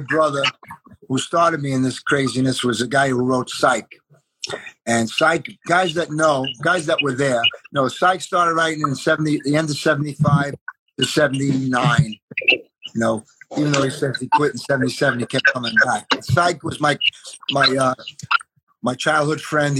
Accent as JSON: {"language": "English", "town": "New York City", "region": "New York", "country": "United States", "tie": "born or raised there", "also_born_or_lived": "Brooklyn / Arizona", "moved": "yes", "said": "I was born in Brooklyn, raised in Queens"}